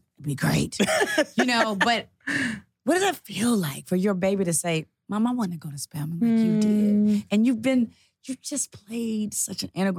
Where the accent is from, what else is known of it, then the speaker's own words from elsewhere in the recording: Decatur, Georgia, United States; I grew up in Spring Valley.